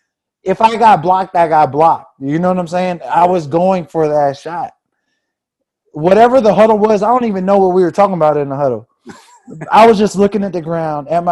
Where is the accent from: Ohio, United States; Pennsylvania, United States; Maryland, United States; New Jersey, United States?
Maryland, United States; Fort Washington; growing up in Fort Washington. You know what I mean? Just being a Fort Washington cat, like, just a PG head